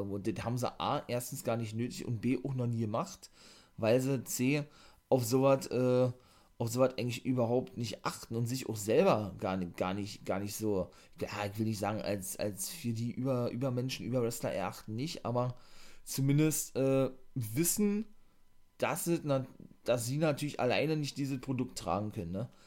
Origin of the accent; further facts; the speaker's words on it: Germany; bei uns in Deutschland